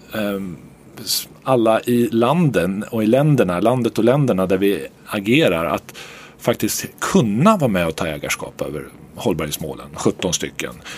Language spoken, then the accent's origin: Swedish; Örebro, Örebro County, Sweden; moved away; also born or lived in New Jersey; jag är örebroare för alltid